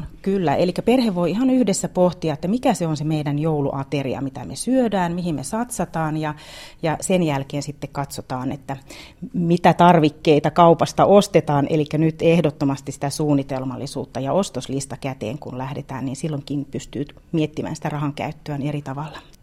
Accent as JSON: {"language": "Finnish", "region": "South Karelia", "country": "Finland", "said": "meillä Etelä-Karjalassa, tai itse on tottunut syömään rieskat ja ruisleivät joulupöydässä"}